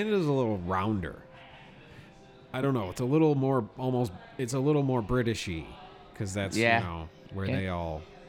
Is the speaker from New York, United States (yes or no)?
yes; Western New York, United States; accent: Western New York